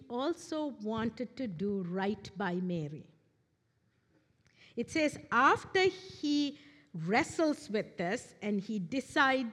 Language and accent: English; Sri Lanka; moved away; I am originally from Sri Lanka, an Eastern culture.